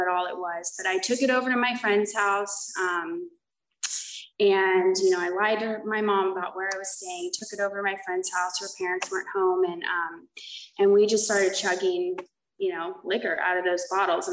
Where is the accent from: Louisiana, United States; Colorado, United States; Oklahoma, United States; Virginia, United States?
Oklahoma, United States; moved away as an adult; now in California, United States; So I was born in Oklahoma. I came out to California for treatment. I ended up just staying out here.